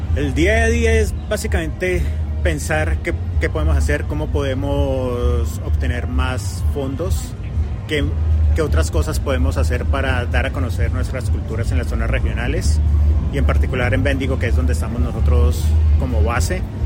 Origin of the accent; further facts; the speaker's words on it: Colombia; now in Australia; yo soy colombiano